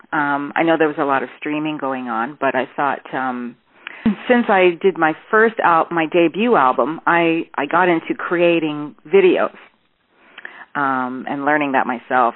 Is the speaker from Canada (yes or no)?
yes; Toronto, Ontario, Canada; I'm from Toronto, born in Toronto